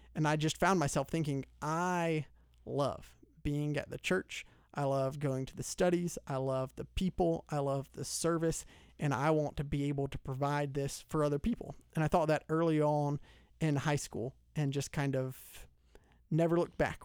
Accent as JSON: {"language": "English", "town": "Lawrenceville", "region": "Georgia", "country": "United States", "tie": "born or raised there", "said": "I grew up in Lawrenceville, so Gwinnett County. Always been in Georgia, uh, in and around the Metro Atlanta area"}